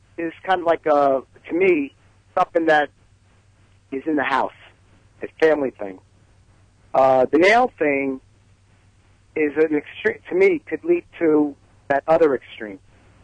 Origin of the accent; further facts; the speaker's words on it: New York City, New York, United States; accent: heavy Brooklyn; my heavy Brooklyn accent